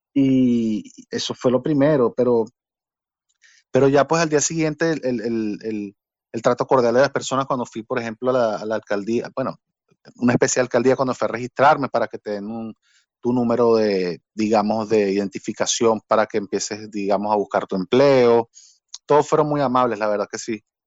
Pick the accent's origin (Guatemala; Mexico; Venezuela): Venezuela; Barquisimeto, Lara; moved away as an adult; also born or lived in Caracas, Venezuela / Spain / Portugal; now in Belgium; Porque yo nací en Caracas, pero Barquisimeto, yo siento más barquisimetano que, que cualquiera que haya nacido ahí